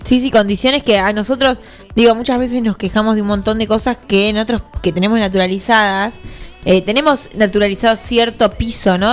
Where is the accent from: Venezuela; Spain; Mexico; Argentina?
Argentina; nosotros en Argentina